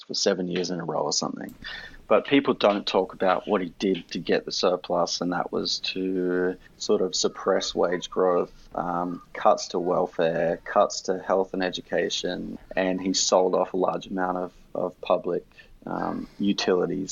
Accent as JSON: {"language": "English", "country": "Australia"}